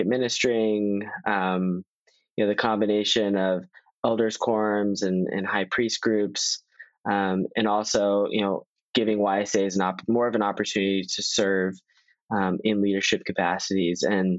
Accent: Virginia, United States; in my ward, I'm a local, I'm from Northern Virginia

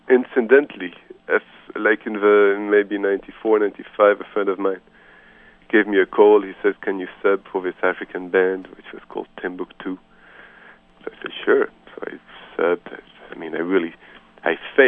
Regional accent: Geneva, Switzerland; English is a second language; also born or lived in Marseille, France / Boston / Brazil / Paris; now in New York, United States; I grew up in Geneva, Switzerland

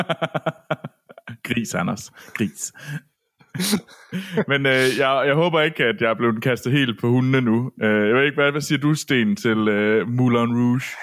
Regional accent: Herning, Central Denmark Region, Denmark; derhjemme i Herning, og øh, på bondegården

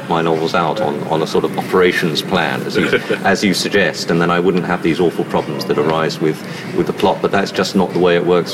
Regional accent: England, United Kingdom; as an Englishman

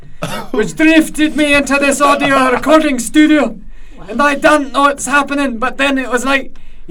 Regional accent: Scotland, United Kingdom; I'm from the northern part of Scotland. Cumnald.

